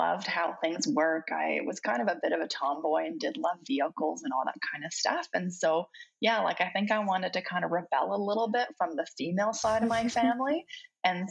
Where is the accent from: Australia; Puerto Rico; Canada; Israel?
Canada; Canmore, Alberta; English is a second language; also born or lived in Belgium; I was born in Belgium, and then my family moved out to Canada when I was 7 years old